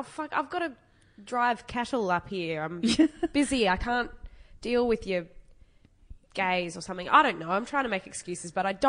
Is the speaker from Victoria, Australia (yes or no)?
no; Wagga Wagga, New South Wales, Australia; now in Melbourne, Australia; I'm from Wagga